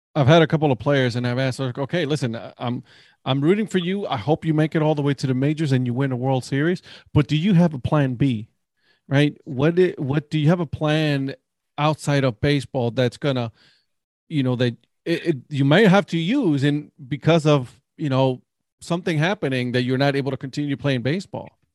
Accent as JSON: {"language": "English", "town": "Cleveland", "region": "Ohio", "country": "United States", "moved": "yes", "lives_now": "North Carolina, United States", "said": "I'm from Cleveland"}